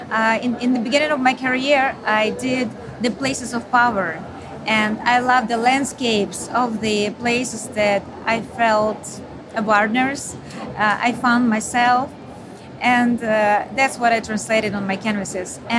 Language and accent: English; Ukraine; moved away as an adult; now in Austin, United States; because I'm from Ukraine.